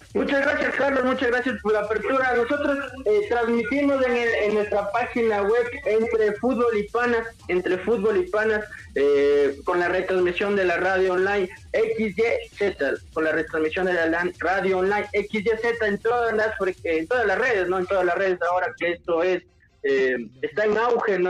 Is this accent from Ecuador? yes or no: yes; Ecuador; nosotros como ecuatorianos